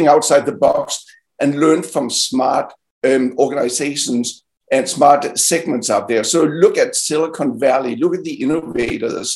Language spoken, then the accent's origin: English; Denmark; now in United States; my home country, Denmark